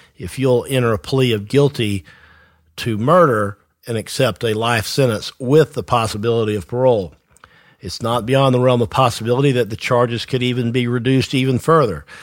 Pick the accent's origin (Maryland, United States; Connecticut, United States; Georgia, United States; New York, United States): Georgia, United States; Tifton; I am from Tifton myself, the South Georgia area